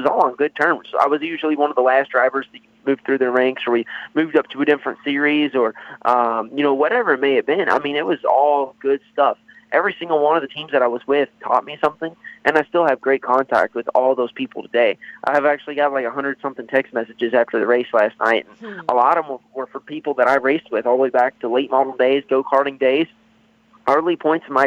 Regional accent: Louisville, Kentucky, United States; I'm from Louisville, Kentucky, born and raised here, still live here.

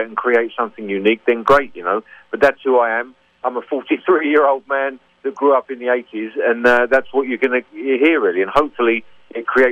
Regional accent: London, United Kingdom; I'm from North London. So I grew up around the Tottenham area and, Camden Town, places like

